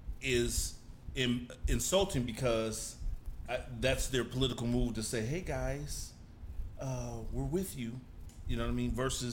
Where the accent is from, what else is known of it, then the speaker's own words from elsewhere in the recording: the Bay Area, California, United States; I'm from the Bay.